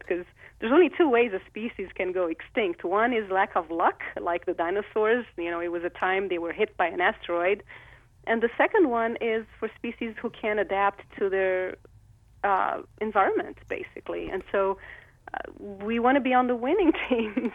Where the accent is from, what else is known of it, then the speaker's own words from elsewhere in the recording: Rio de Janeiro, Brazil; I grew up in Rio de Janeiro.